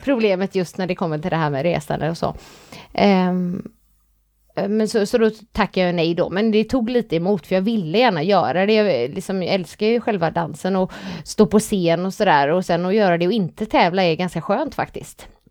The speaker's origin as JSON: {"language": "Swedish", "town": "Gothenburg", "region": "Västra Götaland", "country": "Sweden", "accent": "Gothenburg dialect (göteborgska)", "said": "Jag är, jag är, stolt över min göteborgska."}